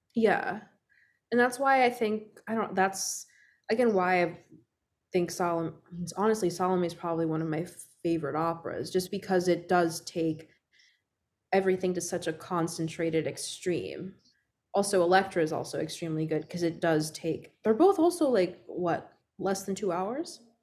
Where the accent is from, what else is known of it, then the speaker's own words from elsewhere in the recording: Puerto Rico; I grew up in Puerto Rico